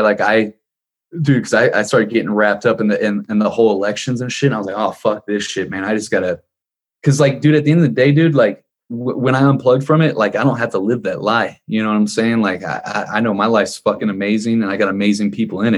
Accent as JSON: {"language": "English", "town": "Ferguson", "region": "Missouri", "country": "United States", "tie": "born or raised there", "said": "we grew up in Ferguson, Missouri"}